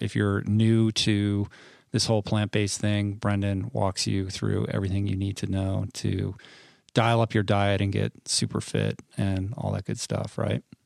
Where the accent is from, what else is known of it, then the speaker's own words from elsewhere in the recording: Washington, District of Columbia, United States; moved away; I grew up in Washington